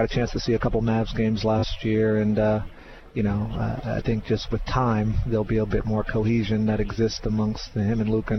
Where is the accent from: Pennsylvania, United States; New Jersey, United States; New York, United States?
New York, United States; moved away; also born or lived in Syracuse; growing up in New York, it was really about the professional scene.